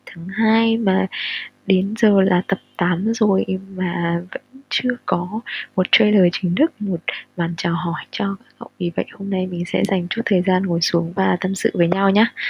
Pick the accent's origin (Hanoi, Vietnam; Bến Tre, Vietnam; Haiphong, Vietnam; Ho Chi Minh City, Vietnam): Hanoi, Vietnam; sinh ra và lớn lên ở Hà Nội